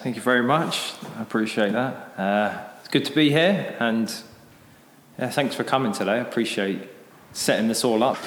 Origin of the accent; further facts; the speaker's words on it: United Kingdom; moved away as an adult; now in Japan; I'm uh, British. I came to Japan about ten years ago.